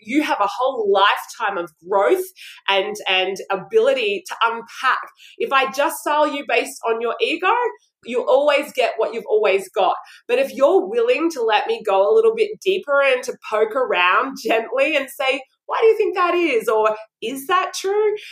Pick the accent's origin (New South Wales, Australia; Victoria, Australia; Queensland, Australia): Queensland, Australia; Brisbane; I'm from Brisbane, Australia